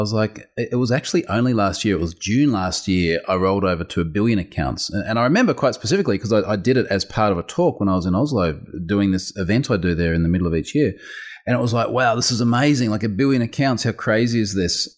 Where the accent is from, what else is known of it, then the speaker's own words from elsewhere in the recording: Australia; accent: Australian; I'm Australian.